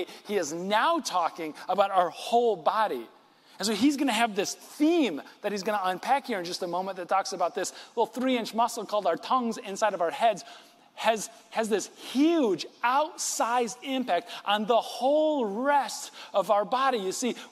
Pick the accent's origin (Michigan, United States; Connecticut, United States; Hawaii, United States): Michigan, United States; West; born and raised in West Michigan, like I am